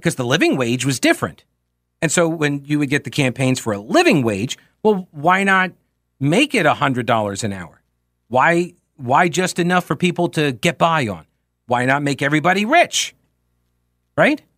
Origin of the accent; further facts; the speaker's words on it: New York, United States; moved away; where I grew up in New York